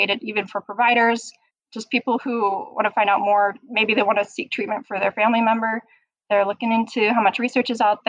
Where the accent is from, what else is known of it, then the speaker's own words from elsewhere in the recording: Utah, United States; I'm born and raised in Utah.